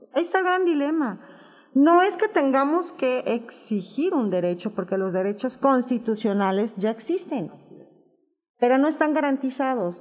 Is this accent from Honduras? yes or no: no; Mexico; soy una madre mexicana que tiene una hija lesbiana